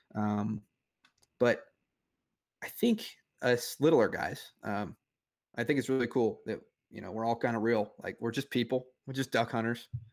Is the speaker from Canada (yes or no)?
no; Grand Island, Nebraska, United States; moved away; also born or lived in Kansas / Oklahoma; I grew up, uh, I grew up in Nebraska, uh, right off the, the banks of the Platte River